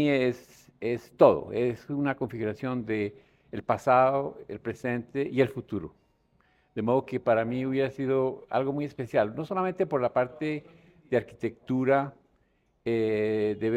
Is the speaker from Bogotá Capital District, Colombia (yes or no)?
yes; Bogotá, Bogotá Capital District, Colombia; born there; Pues yo nací en Bogotá.